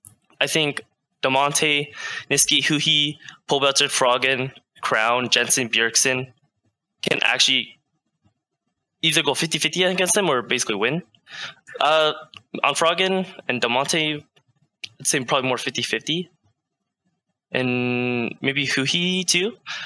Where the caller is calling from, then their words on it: Vancouver, British Columbia, Canada; Hi, I'm calling from Vancouver, BC.